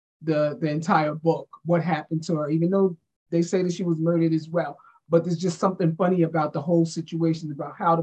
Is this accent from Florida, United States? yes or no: no; New York, United States; moved away; I'm from New York